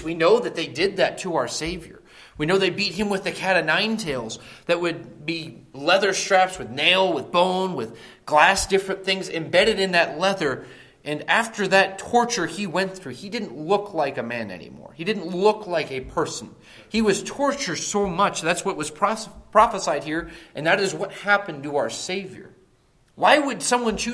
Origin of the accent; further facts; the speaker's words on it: close to Akron, Northeast Ohio, United States; moved away; I grew up in Northeast Ohio